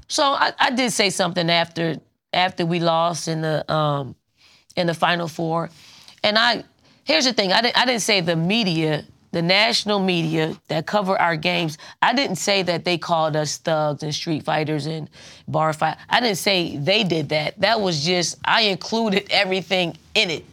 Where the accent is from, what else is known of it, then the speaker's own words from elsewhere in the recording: Philadelphia, Pennsylvania, United States; I'm from Philly. I'm from North Philly